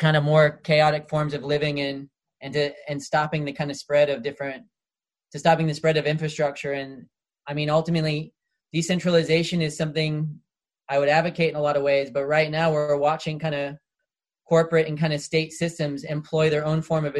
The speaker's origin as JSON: {"language": "English", "country": "United States", "said": "I'm from the United States"}